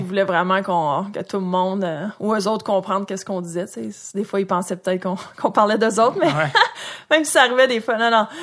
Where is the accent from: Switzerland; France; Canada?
Canada; Saint-Jean-sur-Richelieu / Châteauguay, Quebec; j'ai grandi à Saint-Jean ou à Châteauguay